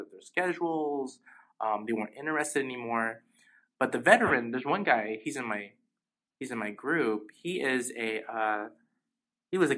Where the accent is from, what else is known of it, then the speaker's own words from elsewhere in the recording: United States; uh, being a Filipino American, and there sometimes there's sort of a competition sometimes